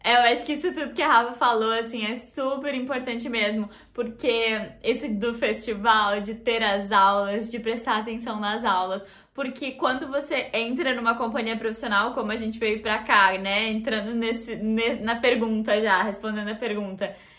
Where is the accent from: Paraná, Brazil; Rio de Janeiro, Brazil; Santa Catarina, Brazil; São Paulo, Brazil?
Santa Catarina, Brazil; Chapecó; moved away as an adult; now in Voronezh, Russia; eu sou de Chapecó